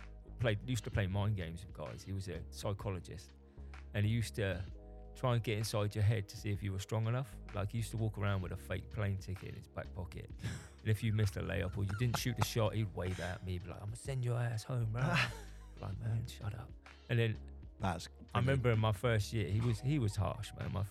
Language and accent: English; England, United Kingdom; also born or lived in United States; I'm English